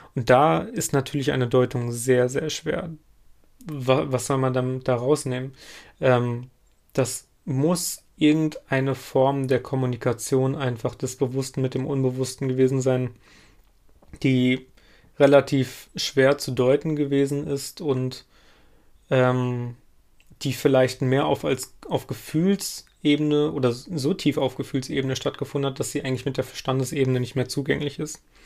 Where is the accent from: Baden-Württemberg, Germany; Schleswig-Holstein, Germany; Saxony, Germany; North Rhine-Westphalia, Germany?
North Rhine-Westphalia, Germany; Lüdenscheid; moved away; in meiner alten Heimatstadt, also in Lüdenscheid